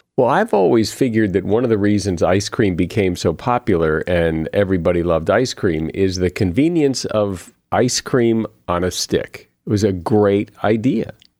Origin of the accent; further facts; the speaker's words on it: New England, United States; I grew up in New England